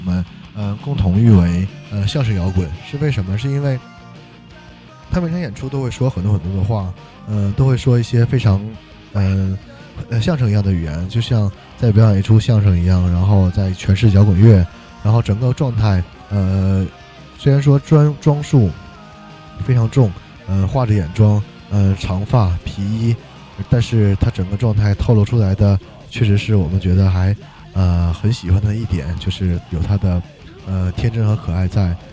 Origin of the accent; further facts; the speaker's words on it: northern China, China; also born or lived in Jinzhou, Liaoning; 两个北方人都，都是跟锦州有很，怎么讲，很深关系的人们